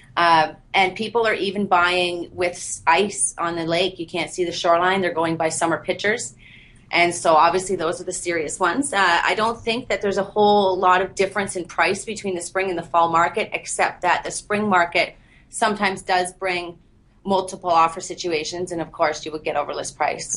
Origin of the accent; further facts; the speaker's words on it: Bancroft, Ontario, Canada; also born or lived in Peterborough; I was born and raised in Bancroft